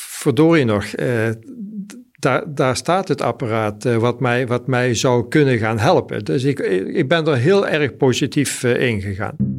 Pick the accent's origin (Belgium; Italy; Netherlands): Netherlands; Mierlo, North Brabant; also born or lived in Sweden; ik kom uit Mierlo, ik ben 64 eh, jaar.